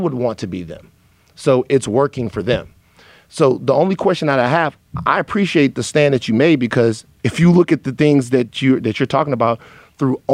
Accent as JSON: {"language": "English", "town": "Baton Rouge", "region": "Louisiana", "country": "United States", "tie": "born or raised there", "said": "growing up where I grew up in South Louisiana, Baton Rouge"}